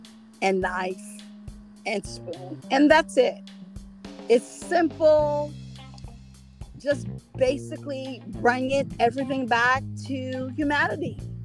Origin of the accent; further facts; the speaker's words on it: Haiti; now in Pennsylvania, United States; I am the Haitian princess. I am from Haiti.